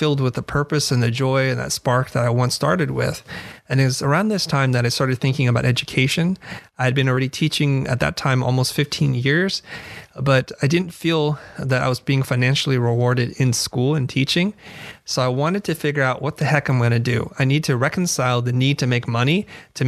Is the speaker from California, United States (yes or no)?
yes; Silicon Valley, California, United States; also born or lived in Vietnam; I came to the United States in 1975 and we're refugees from Vietnam because of communism. And I grew up in the suburbs in Silicon Valley